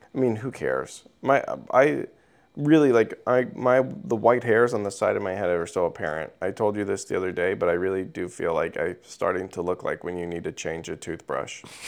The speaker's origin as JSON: {"language": "English", "region": "Missouri", "country": "United States", "said": "I'm a teenager from Missouri"}